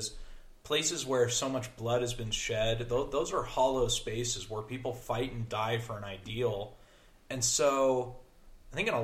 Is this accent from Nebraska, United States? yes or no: yes; Nebraska, United States; I am from Nebraska